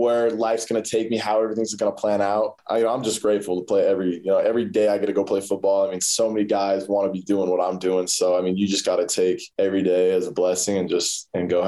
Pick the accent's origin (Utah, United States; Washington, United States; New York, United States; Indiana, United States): Utah, United States; Holladay; growing up in Salt Lake was definitely different.